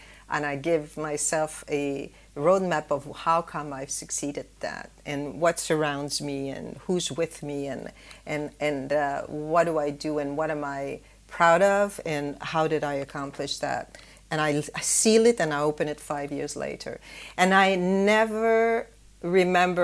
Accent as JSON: {"language": "English", "country": "Canada", "also_born_or_lived": "Singapore", "moved": "as an adult", "said": "in Canada, where I come from"}